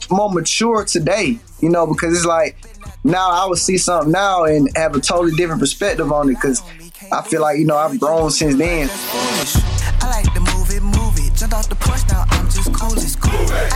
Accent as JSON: {"language": "English", "town": "Atlanta", "region": "Georgia", "country": "United States", "tie": "born or raised there", "said": "growing up in Atlanta"}